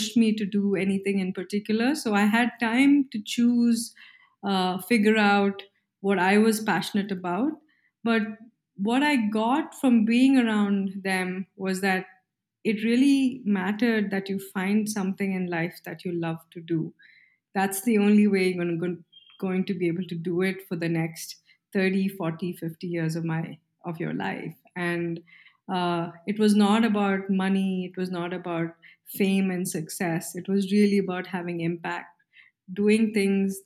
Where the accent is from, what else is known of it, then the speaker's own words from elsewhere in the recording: Mysore, Karnataka, India; I grew up in Mysore, India